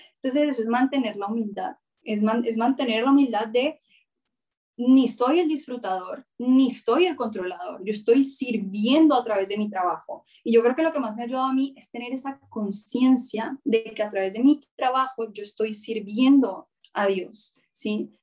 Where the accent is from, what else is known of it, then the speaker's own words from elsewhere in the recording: Colombia; yo soy mujer, yo soy colombiana, yo soy cineasta